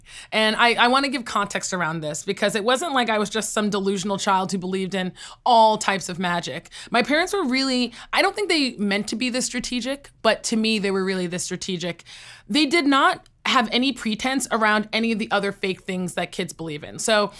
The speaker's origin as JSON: {"language": "English", "country": "United States", "said": "I feel wholeheartedly that I am truly a Nigerian-American."}